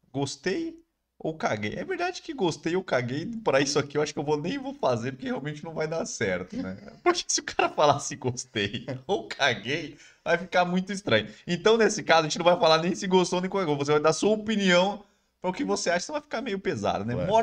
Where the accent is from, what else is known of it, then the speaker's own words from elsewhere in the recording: São Paulo, Brazil; porque a gente é, é de São Paulo.